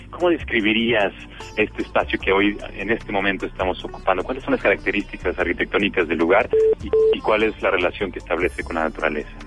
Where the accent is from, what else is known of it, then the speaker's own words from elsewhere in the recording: Venezuela; now in Mexico; Creo que se inicia eh, hace mucho tiempo cuando salí de Venezuela eh, terminé eh, viviendo en México a partir de 1992